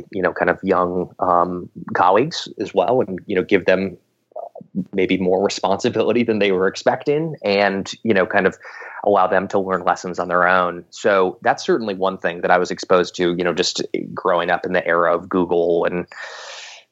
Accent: Silicon Valley, California, United States; I'm from Silicon Valley originally, so I definitely grew up, you know, in and around the tech scene.

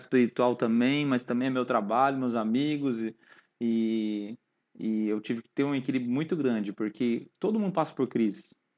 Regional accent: Londrina, Paraná, Brazil; nasci na presbiteriana independente, aqui em Londrina mesmo

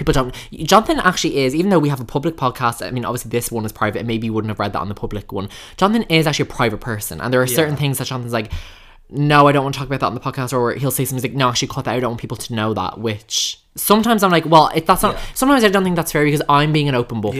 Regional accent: Sligo, Connacht, Ireland; The front arse of Sligo.

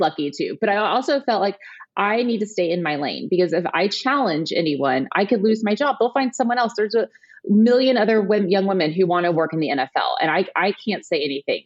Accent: Houston, Texas, United States; I grew up in Houston, Texas

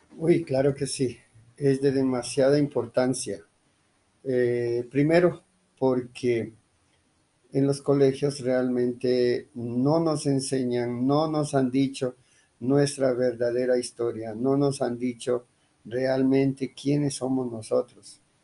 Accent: Imbabura, Ecuador; now in Colombia; Nosotros como quichuas otavalos, pues eh, sí, somos originarios de Ecuador.

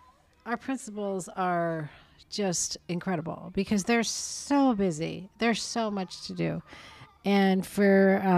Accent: Arizona, United States; We didn't get the memo where I went to school here in Arizona.

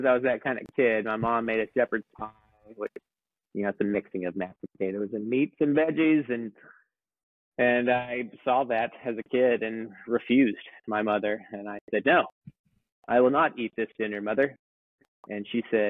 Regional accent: Springtown, Texas, United States; growing up in Springtown, country town of Texas

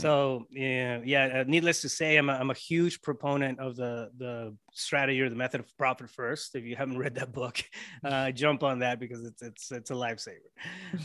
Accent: Yuma, Arizona, United States; also born or lived in Mexico; I was born, um, born and raised in Yuma, Arizona, but, uh, we lived on the Mexico side for a while

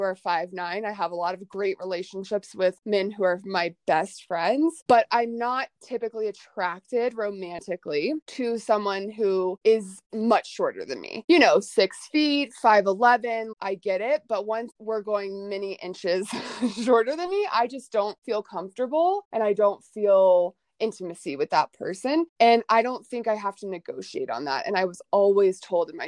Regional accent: Atlanta, Georgia, United States; moved away as an adult; also born or lived in Dallas, Texas; I was born and raised in Atlanta, Georgia, and went to SMU in Dallas for college

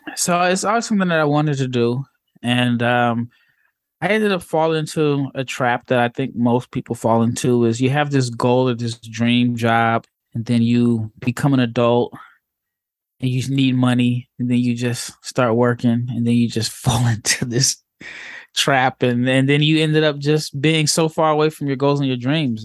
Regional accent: Omaha, Nebraska, United States; I grew up in Omaha, Nebraska

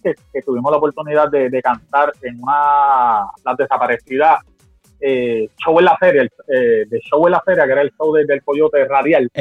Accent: Guayama, Puerto Rico; moved away; mi pueblo Guayama

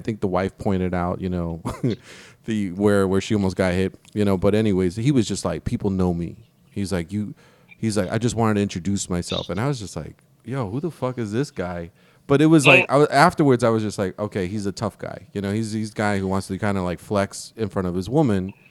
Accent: New York, United States; accent: New York; moved away as an adult; also born or lived in Houston / Washington, District of Columbia, United States / Virginia; I'm from New York

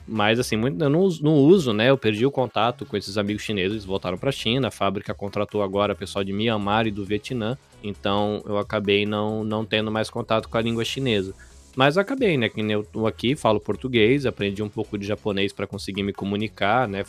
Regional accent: Brazil; moved away as an adult; now in Kosai, Japan; sou brasileiro, vivo no Japão

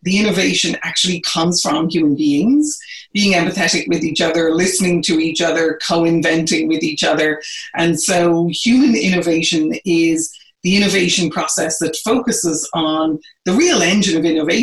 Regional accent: Ireland; moved away as an adult; now in United States; I am originally from Ireland. I've been in the US now for about 30 years.

